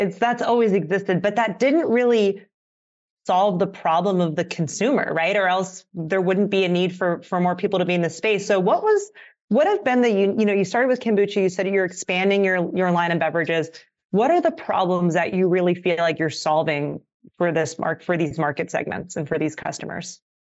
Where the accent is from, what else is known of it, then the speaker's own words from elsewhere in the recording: Pennsylvania, United States; moved away as an adult; now in California, United States; I'm from the East Coast originally